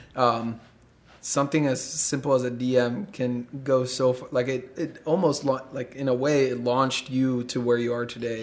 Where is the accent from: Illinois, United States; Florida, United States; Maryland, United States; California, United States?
Illinois, United States; Chicago; growing up in Chicago